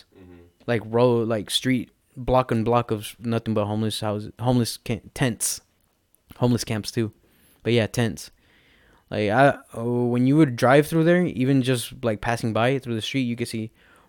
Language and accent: English; Perris, California, United States; also born or lived in Riverside, California; I was born in Riverside, lived here my whole life, lived in the fucking apartments behind the McDonald's, and then moved into the house that I live now. Those are the only two places I've known.